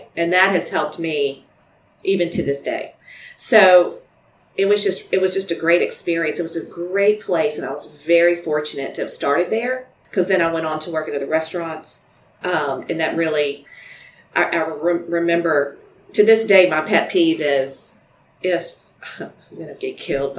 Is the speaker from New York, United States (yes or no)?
no; Baton Rouge, Louisiana, United States; also born or lived in Lake Charles; And grew up here. So I'm really from Baton Rouge.